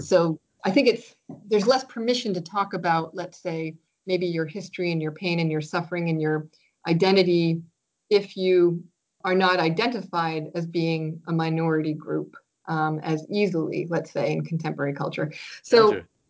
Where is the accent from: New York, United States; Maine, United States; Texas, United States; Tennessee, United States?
Maine, United States; Biddeford; first language French; moved away as an adult; now in Canada; I grew up in Biddeford